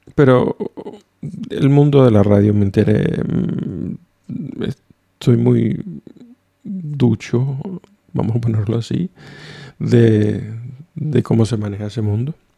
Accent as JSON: {"language": "Spanish", "country": "Venezuela", "moved": "as an adult", "lives_now": "Oulu, Finland", "said": "soy de Venezuela"}